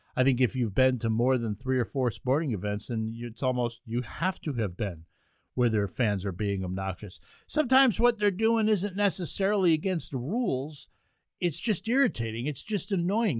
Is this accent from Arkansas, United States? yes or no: no; Ulster County, New York, United States; now in Rochester, United States; where I grew up in Ulster County